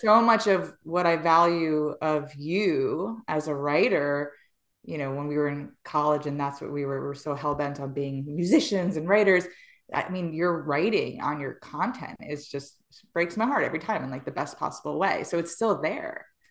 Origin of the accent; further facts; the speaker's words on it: New York, United States; I was born and raised in New York in the same Hood is Dolores